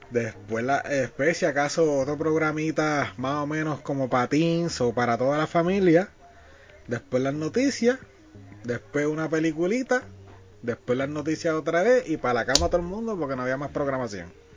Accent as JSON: {"language": "Spanish", "country": "Puerto Rico", "said": "nosotros somos de Puerto Rico. Acá en Puerto Rico"}